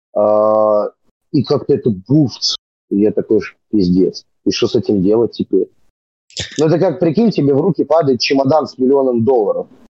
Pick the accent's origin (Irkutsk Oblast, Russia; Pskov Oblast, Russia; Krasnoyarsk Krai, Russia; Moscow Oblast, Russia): Moscow Oblast, Russia; Serpukhov; Я-то вообще родился там, потому что там, где я жил, собственно, и вырос, просто нет роддома